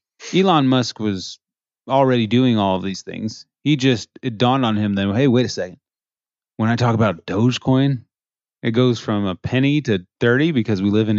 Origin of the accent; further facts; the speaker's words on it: Canada; Oh, I'm supposed to know Nova Scotia in and out as a Canadian.